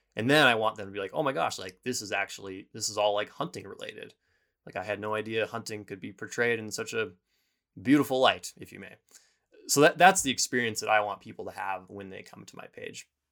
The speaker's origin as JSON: {"language": "English", "town": "Bozeman", "region": "Montana", "country": "United States", "tie": "born or raised there", "said": "I left my town of Bozeman, or my hometown of Bozeman"}